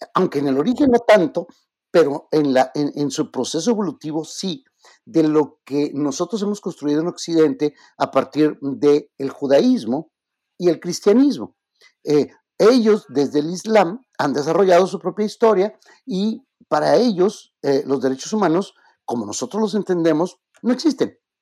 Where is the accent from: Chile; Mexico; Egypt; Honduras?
Mexico; yo soy mexicano